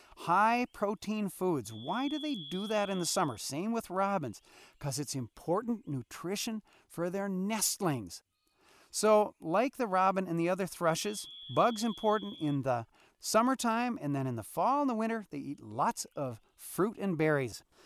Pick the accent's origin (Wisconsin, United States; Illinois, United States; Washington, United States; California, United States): Wisconsin, United States; now in Alaska, United States; when I grew up in Wisconsin